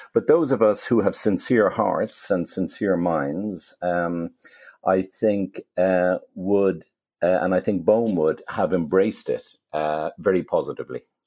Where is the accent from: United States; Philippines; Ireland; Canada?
Ireland; Dublin, Leinster; when I was growing up in Dublin